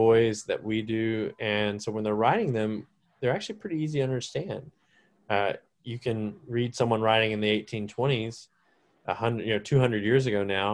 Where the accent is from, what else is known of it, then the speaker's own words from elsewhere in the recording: Salisbury, North Carolina, United States; moved away as an adult; also born or lived in Charleston, South Carolina / Texas; I'm from Salisbury, North Carolina, was where I was reared.